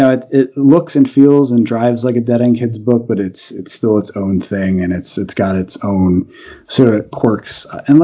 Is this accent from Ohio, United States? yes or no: no; Union Beach, New Jersey, United States; I grew up in a small beach town called Union Beach